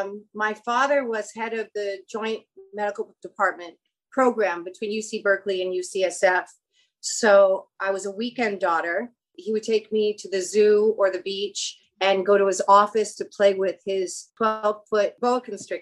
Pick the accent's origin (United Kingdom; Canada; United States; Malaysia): Malaysia; Kuala Lumpur, Federal Territory of Kuala Lumpur; born there; I was born in Kuala Lumpur, Malaysia. So I'm an American born abroad, like you are.